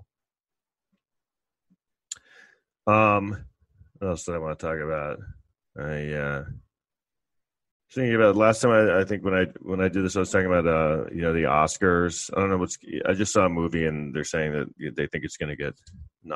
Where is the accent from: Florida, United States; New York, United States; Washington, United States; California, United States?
New York, United States; New York City; I grew up in Manhattan in New York City in the 80s